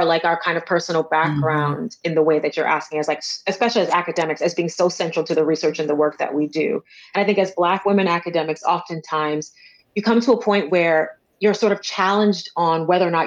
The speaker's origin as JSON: {"language": "English", "country": "Jamaica", "moved": "yes", "said": "my first kind of studies was around being a Jamaican, being a migrant"}